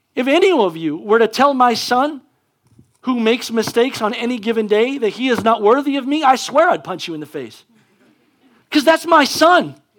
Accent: United States; as an American

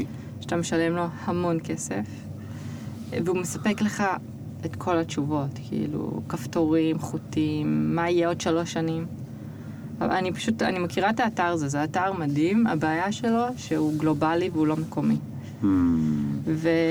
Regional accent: Israel; moved away as an adult; אני מישראל

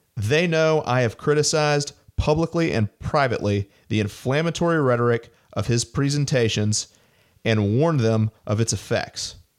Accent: Montgomery, Alabama, United States; moved away; also born or lived in Washington, D.C.; my hometown synagogue in Montgomery, Alabama

